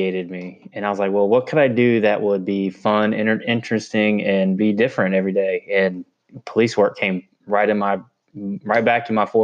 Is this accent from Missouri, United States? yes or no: no; Tallahassee, Florida, United States; I'm born and raised in Tallahassee, Florida